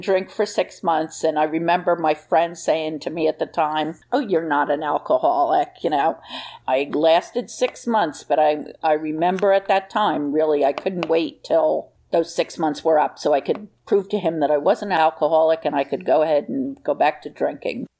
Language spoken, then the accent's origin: English; New Jersey, United States; I was from New Jersey